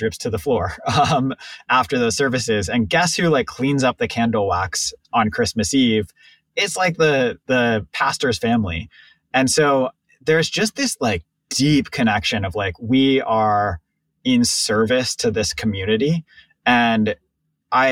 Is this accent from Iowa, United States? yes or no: no; Pittsburgh, Pennsylvania, United States; moved away as an adult; I grew up in Pittsburgh